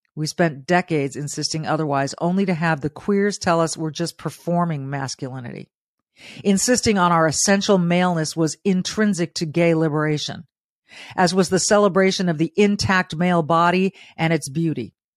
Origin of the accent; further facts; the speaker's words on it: Southern California, United States; a young Hispanic girl growing up in Southern California with not much